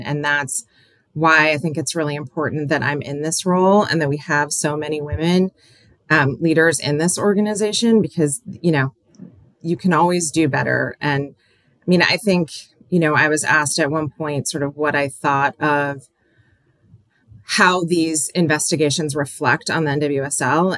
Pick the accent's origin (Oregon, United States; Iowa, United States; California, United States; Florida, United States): Oregon, United States; Aloha; moved away as an adult; also born or lived in Portland, Oregon / New York / Washington; I'm from Oregon, but I live in New York or I live in Washington